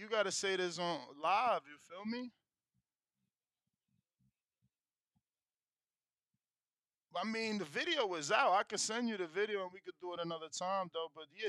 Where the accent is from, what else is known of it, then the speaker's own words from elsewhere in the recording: Philadelphia, Pennsylvania, United States; I'm from Philly. He from Philly.